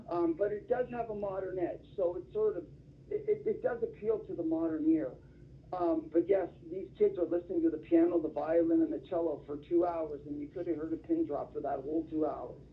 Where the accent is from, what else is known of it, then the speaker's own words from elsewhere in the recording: Toronto, Ontario, Canada; moved away as an adult; now in Simpsonville, United States; Originally from Toronto, Canada, so I'm Canadian by birth and I, I moved to the states